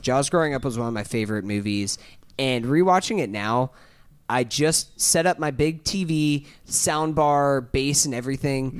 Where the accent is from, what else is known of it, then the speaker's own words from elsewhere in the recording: Tallahassee, Florida, United States; we're from Tallahassee.